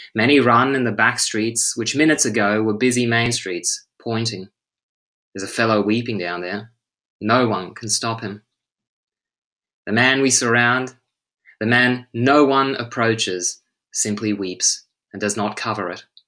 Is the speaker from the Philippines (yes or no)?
no; Australia; now in Stockholm, Sweden; as an English teacher and an Australian